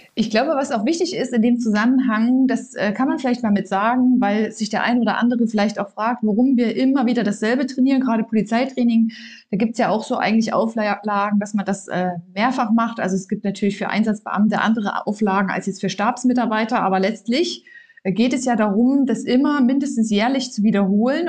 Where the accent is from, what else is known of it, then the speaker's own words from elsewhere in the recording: Saxony, Germany; moved away; ich komme ja ursprünglich aus Sachsen